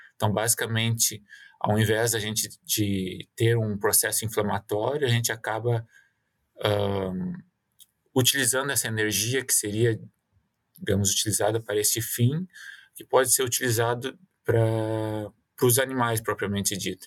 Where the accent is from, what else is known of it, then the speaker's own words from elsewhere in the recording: Mato Leitão, Rio Grande do Sul, Brazil; moved away as an adult; also born or lived in Porto Alegre, Brazil; now in Quebec, Canada; Eu sou natural de Mato, Mato Leitão, interior do Rio Grande do Sul.